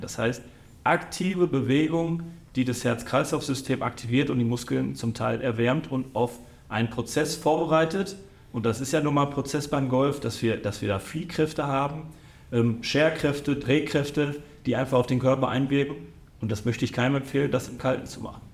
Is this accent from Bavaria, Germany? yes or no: no; Datteln, North Rhine-Westphalia, Germany; als gebürtiger Dattelner